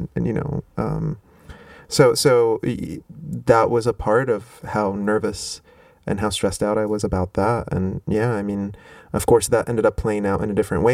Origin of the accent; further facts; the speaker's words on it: Rabat, Rabat-Salé-Kénitra, Morocco; moved away as an adult; now in United States; I grew up in Rabat, so I grew up not far from the water.